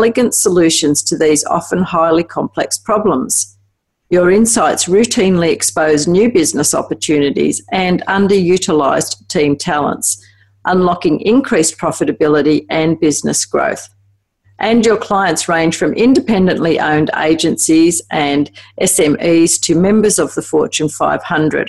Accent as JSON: {"language": "English", "country": "Australia", "accent": "Aussie", "said": "my Aussie accent"}